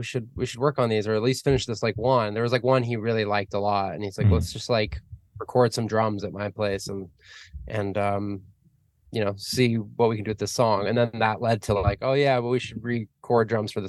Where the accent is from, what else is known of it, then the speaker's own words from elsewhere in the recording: Arizona, United States; moved away as an adult; also born or lived in New York; now in Los Angeles, United States; I grew up in Arizona, and lived there till I was like 21, 22, and then moved around a bit